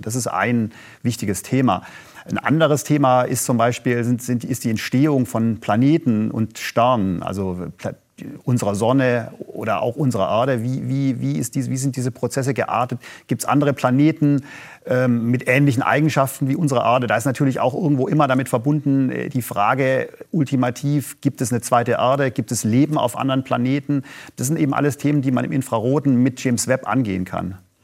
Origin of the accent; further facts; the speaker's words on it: Germany; als Deutsche